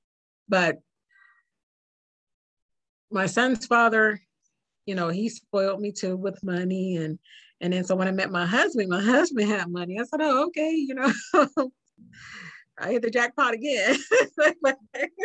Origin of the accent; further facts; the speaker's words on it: Youngstown, Ohio, United States; where I'm from Youngstown